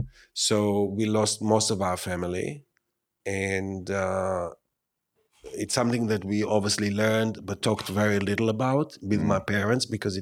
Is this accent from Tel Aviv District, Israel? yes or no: yes; Tel Aviv, Tel Aviv District, Israel; now in New York City, United States; I grew up in Tel Aviv, Israel.